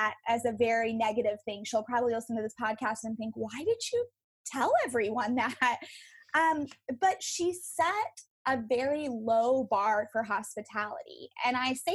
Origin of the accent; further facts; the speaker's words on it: West Texas, United States; I grew up in West Texas, out in the desert and the oil field